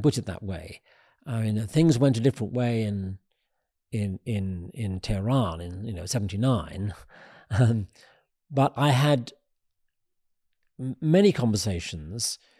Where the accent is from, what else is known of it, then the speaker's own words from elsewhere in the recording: United Kingdom; being a Brit